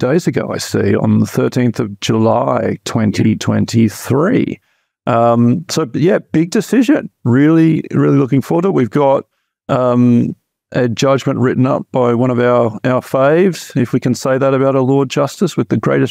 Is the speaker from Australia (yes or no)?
yes; Australia; moved away; when I was a child growing up in Australia